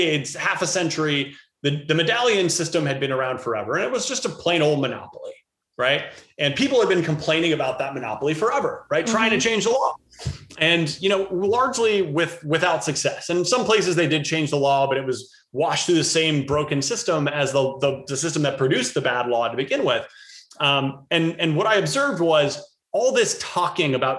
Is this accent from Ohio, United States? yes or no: yes; Cincinnati, Ohio, United States; I wound up growing up in Cincinnati, Ohio.